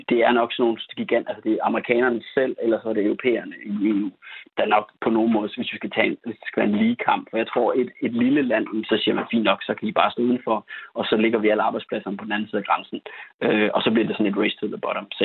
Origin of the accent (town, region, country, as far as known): Denmark